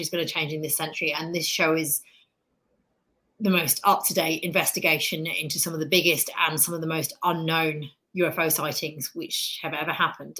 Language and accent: English; United Kingdom; accent: British; now in United States; I, live in America. I'm obviously British, as you can tell by my accent, but I'm a very proud new American